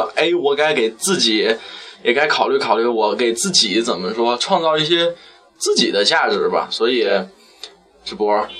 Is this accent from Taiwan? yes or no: no; Shanxi, China; 说到我的家乡，就是一片热忱的土地。